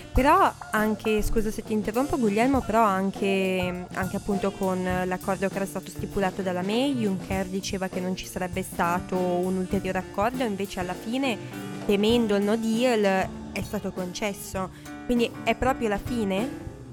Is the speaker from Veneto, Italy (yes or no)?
yes; Veneto, Italy; io sono veneta